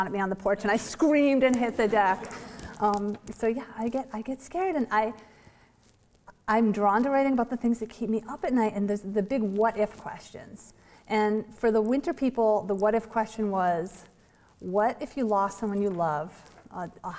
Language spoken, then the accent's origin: English; Vermont, United States; I know cold, I'm from Vermont